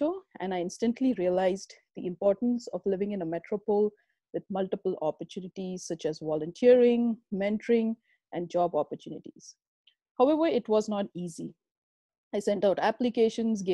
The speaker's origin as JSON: {"language": "English", "town": "Pune", "region": "Maharashtra", "country": "India", "also_born_or_lived": "Germany", "moved": "as an adult", "lives_now": "Canada", "said": "I am an Indian at heart and come from Pune, a beautiful city in the state of Maharashtra"}